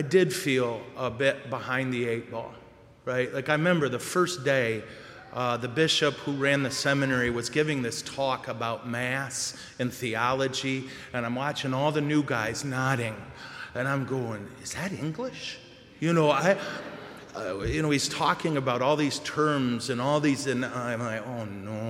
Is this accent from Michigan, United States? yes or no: yes; Montrose, Michigan, United States; I'm from Montrose